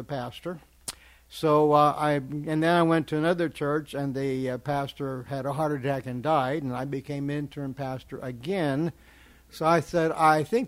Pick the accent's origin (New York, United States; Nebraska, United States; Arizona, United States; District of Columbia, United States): Nebraska, United States; Kearney; moved away as an adult; also born or lived in Lincoln, Nebraska; now in Arkansas, United States; I'm originally from Kearney, Nebraska. It's where I was born. But lived in Lincoln for a while